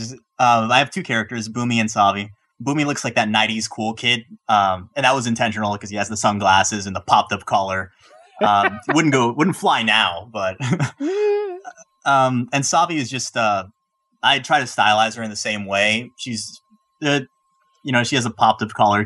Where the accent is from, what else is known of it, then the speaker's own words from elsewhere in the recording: West Coast, United States; I hail from United States, Western Coast